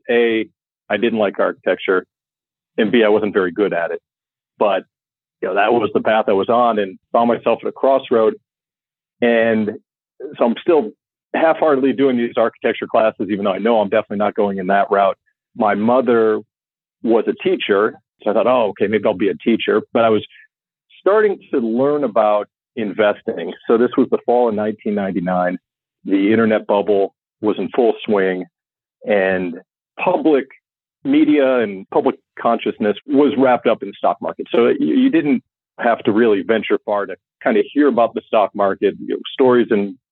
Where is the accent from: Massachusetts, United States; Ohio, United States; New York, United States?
Ohio, United States; Willoughby; I was born in Northeast Ohio, grew up predominantly in Willoughby, which is, I'd say, a middle-class suburb about 20 minutes east of Cleveland.